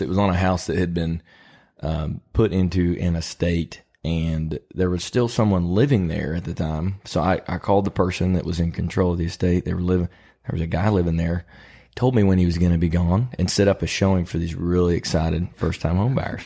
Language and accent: English; Illinois, United States; now in Lexington, United States; When I was a kid growing up in Illinois, we went on, uh, car rides and looked for deer